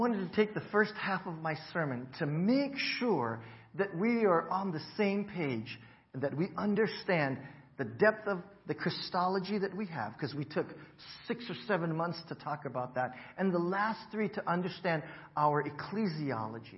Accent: Hawaii, United States; moved away as an adult; I grew up in Hawaii

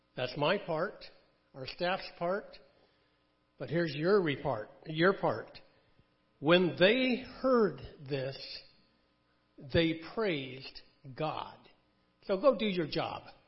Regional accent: Connecticut, United States; I was born in Connecticut

